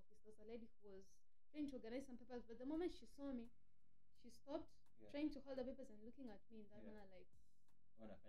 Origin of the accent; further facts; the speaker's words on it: Tanzania; moved away; also born or lived in Kenya; I was from Tanzania.